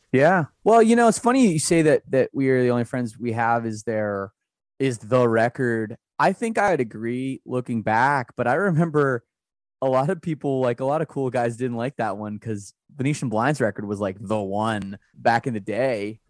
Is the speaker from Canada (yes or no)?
yes; Canada; As a Canadian, I, I feel pretty, pretty lucky that I'm Canadian